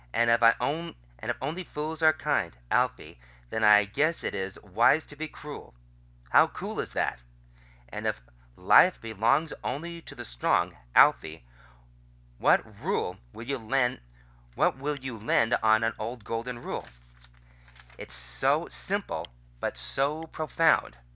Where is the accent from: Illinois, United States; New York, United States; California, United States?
California, United States; Los Angeles; These are the songs I grew up with. I grew up in LA in the Valley when Top 40 radio was really Top 40.